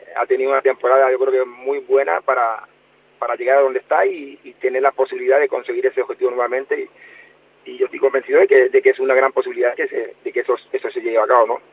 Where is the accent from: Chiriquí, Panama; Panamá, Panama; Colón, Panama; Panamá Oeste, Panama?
Colón, Panama; con el equipo de mi ciudad natal